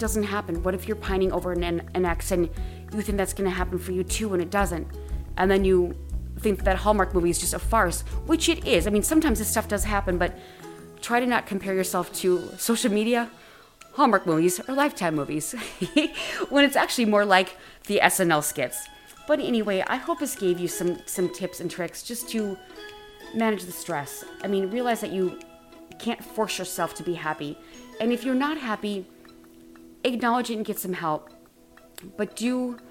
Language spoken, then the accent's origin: English; Wisconsin, United States; now in Los Angeles, United States; I'm originally from Wisconsin